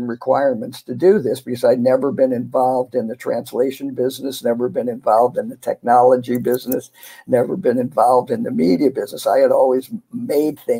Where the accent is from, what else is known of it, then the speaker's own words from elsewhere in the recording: St. Louis, Missouri, United States; moved away as an adult; also born or lived in Pittsburgh, Pennsylvania / New York / Port-au-Prince, Haiti; I'm from St. Louis, Missouri, and I'm a Midwestern boy